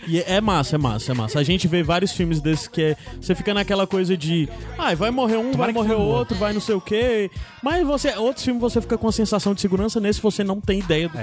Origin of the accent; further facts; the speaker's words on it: Northeast Region, Brazil; principalmente nós nordestinos